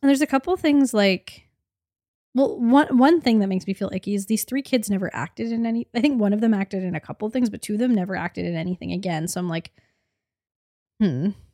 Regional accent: Canada; the Canadian millennial suburban movie loving, came-of-age in the aughts that we are

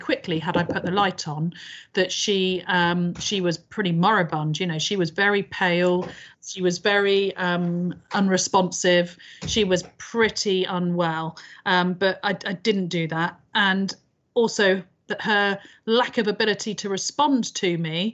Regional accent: United Kingdom; we are very British about things

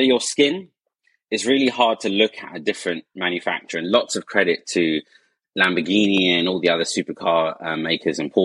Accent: Essex, East of England, United Kingdom; being Asian and growing up in Essex

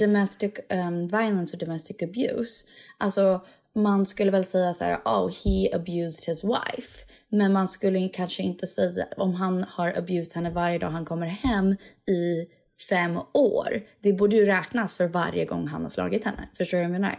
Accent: Sweden; jag är svensk

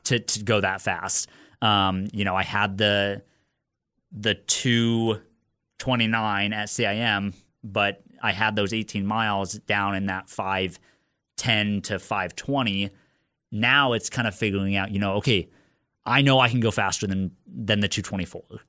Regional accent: Lincoln, Nebraska, United States; I was born and raised in Lincoln

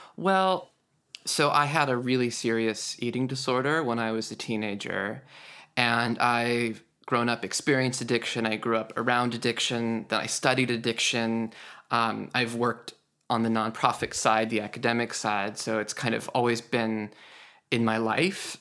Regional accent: Idaho, United States; Idaho, where I was homeschooled

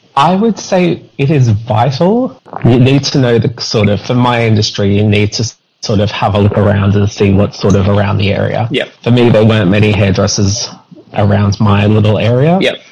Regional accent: Australia; now in United Kingdom; I'm I'm Australian, so it's a bit different back home.

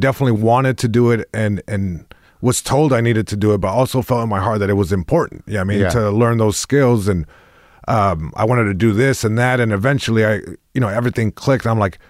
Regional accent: Long Beach, California, United States; first language es; English is a second language; It's also interesting because even though I was born here in Long Beach, born and raised.

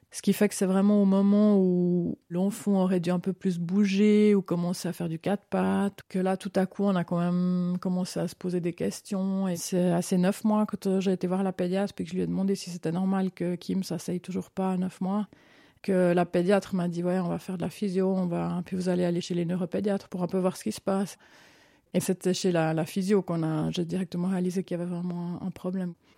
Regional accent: Lausanne, Vaud, Switzerland; moved away as an adult; also born or lived in Vevey / Solothurn / Bern / Italy; now in Canton of Fribourg, Switzerland; j'ai grandi à Vevey puis à Lausanne

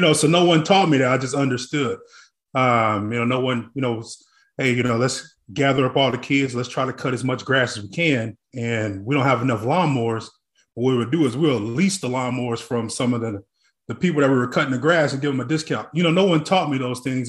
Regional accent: Tulsa, Oklahoma, United States; now in Dallas, United States; growing up in Tulsa, Oklahoma

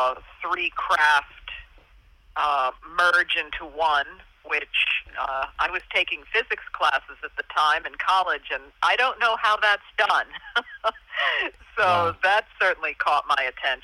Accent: Hudson Valley, New York, United States; I grew up in the Hudson Valley

